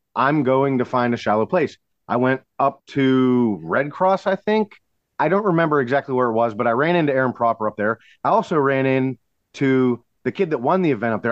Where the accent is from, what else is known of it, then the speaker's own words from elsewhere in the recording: Sarver, Pennsylvania, United States; I grew up on Sarver Road, up the just probably two miles from that spot on Buffalo Creek